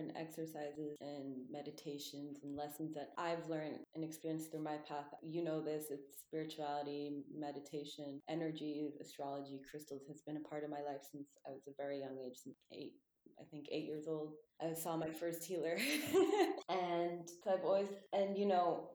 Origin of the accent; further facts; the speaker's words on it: Texas, United States; I was born in Texas